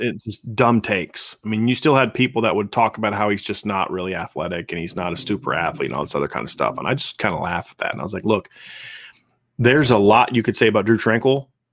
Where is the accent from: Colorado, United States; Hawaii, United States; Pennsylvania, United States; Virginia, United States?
Virginia, United States; I'm from Virginia